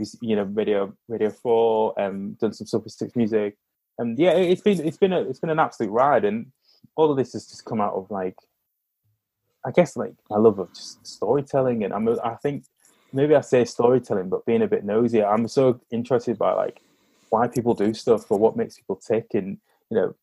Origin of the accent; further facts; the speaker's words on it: Hull, Yorkshire and the Humber, United Kingdom; I grew up in Hull. I live in Wincy, but I went to school in Hull.